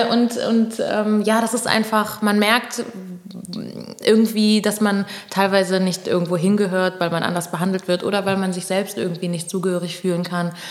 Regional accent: Pernambuco, Brazil; ja, ich bin Brasilianerin, mhm. weil Brasilien ist das fünftgrößte Land der Welt. Also ich könnte gerade sagen, okay, Pernambucana vielleicht

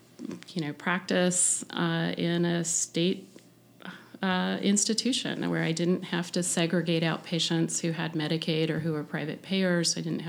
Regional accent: Atlanta, Georgia, United States; moved away as an adult; also born or lived in Arizona / Boston; now in Connecticut, United States; I was from Atlanta

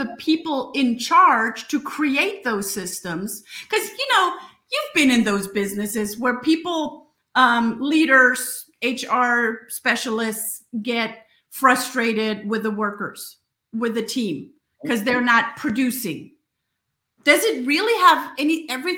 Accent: the South, United States; we're both from the South

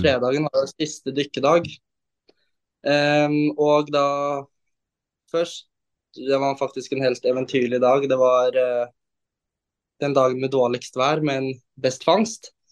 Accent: Oslo, Norway; jeg er jo da fra Oslo. Jeg er 19 år

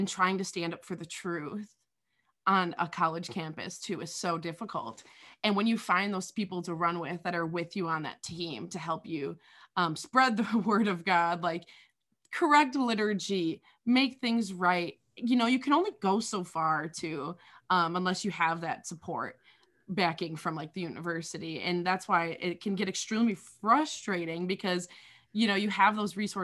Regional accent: Wisconsin, United States; moved away as an adult; I'm from Wisconsin

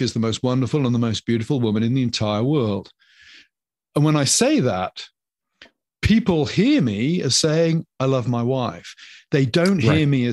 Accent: England, United Kingdom; moved away as an adult; now in United States; I'm a citizen of the United Kingdom. Even if I ever take out American citizenship, my heart will always be English

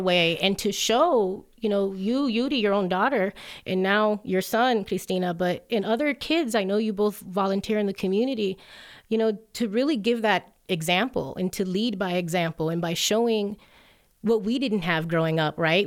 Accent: Hialeah, Florida, United States; now in Colorado, United States; Growing up in Hialeah, Florida, the majority language is definitely Spanish

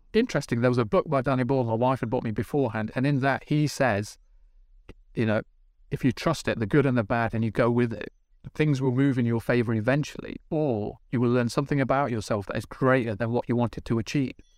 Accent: Midlands, United Kingdom; I'm from the Midlands

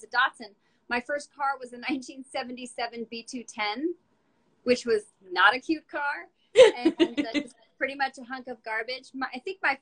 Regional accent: Burbank, California, United States; I grew up in Burbank, for part of the time

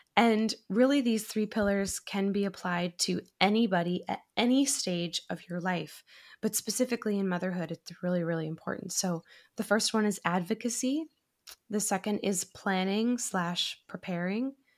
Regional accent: Massachusetts, United States; now in Astoria, New York, United States; I'm originally from Massachusetts

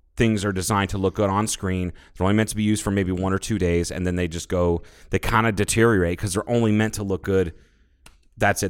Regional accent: Ohio, United States; moved away; growing up in Ohio

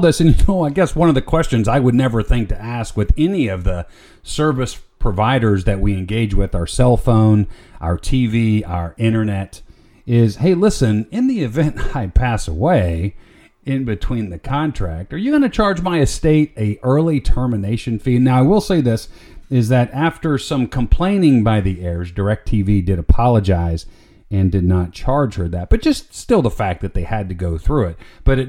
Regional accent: Florida, United States; moved away; Most of you know I grew up down in Florida. I still have family down there.

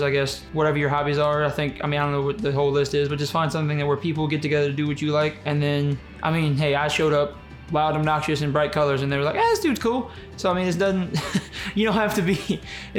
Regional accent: Houma, Louisiana, United States; moved away as an adult; also born or lived in Ruston, Louisiana; born and raised in Houma, Louisiana, about an hour south of New Orleans.

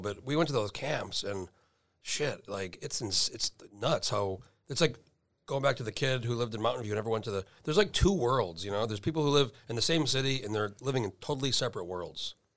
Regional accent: New Mexico, United States; I grew up in New Mexico

